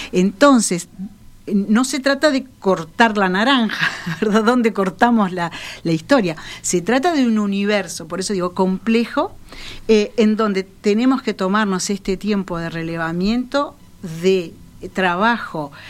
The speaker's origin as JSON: {"language": "Spanish", "region": "San José", "country": "Uruguay", "lives_now": "Montevideo, Uruguay", "said": "llegué a Montevideo, este, mi hermana me compró un pescadito en la feria de Tristán Narvaja cuando vine de San José."}